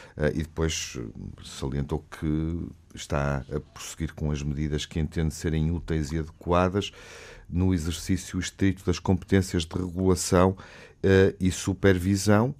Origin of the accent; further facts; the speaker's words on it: Porto, Norte, Portugal; crescendo no Porto